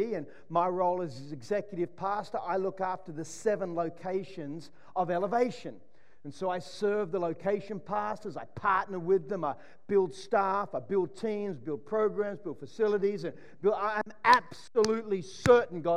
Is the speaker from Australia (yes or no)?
yes; Sydney, New South Wales, Australia; when I grew up in Mona Vale in Sydney, we had four channels